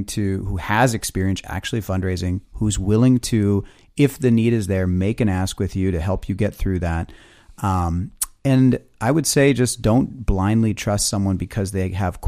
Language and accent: English; Midwest, United States; We're from the Midwest. We don't know about the East Coast.